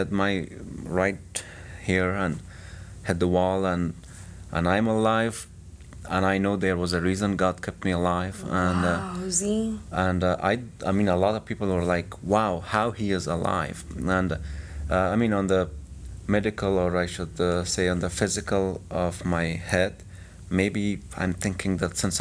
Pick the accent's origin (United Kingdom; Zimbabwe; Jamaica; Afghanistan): Afghanistan; Kabul; moved away as an adult; now in United States; I was born in Kabul, 1990